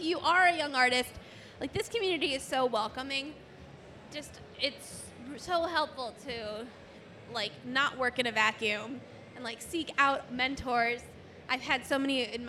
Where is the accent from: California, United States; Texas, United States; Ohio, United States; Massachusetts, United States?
Ohio, United States; Cleveland; I'm from Cleveland